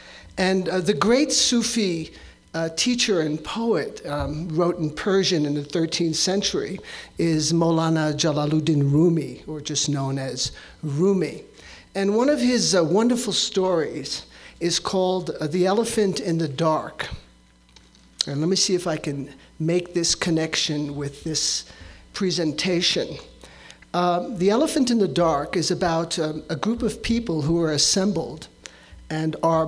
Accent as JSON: {"language": "English", "town": "New York City", "region": "New York", "country": "United States", "tie": "born or raised there", "said": "and I grew up with that in New York City."}